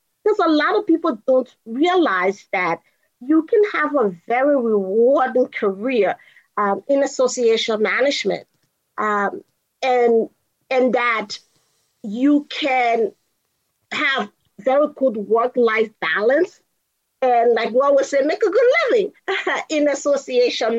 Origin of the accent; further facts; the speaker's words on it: Liberia; moved away as an adult; also born or lived in Kansas, United States; now in United States; I'm originally from Liberia, West Africa. So I am an immigrant who came to go to the University of Kansas.